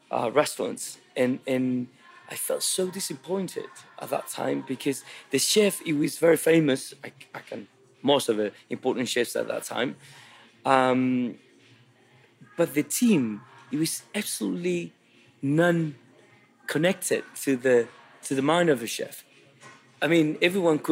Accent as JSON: {"language": "English", "town": "Santiago", "region": "Santiago Metropolitan Region", "country": "Chile", "tie": "born or raised there", "said": "When I was a kid, I grew up in Santiago in the capital"}